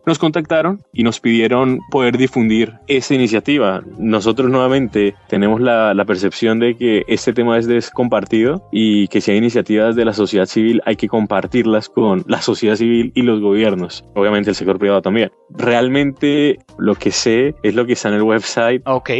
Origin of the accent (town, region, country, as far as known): Colombia; now in Washington, United States